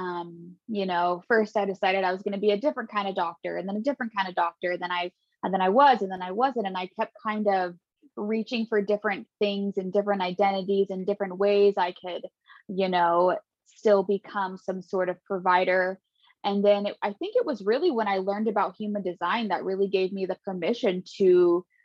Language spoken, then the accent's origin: English; Redding, California, United States; I was born and raised in Northern California, and that's where I currently live. So I grew up in a small town called Redding